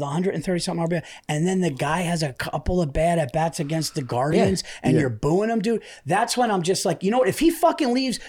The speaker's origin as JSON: {"language": "English", "region": "New York", "country": "United States", "tie": "born or raised there", "said": "I'm a New Yorker born and raised"}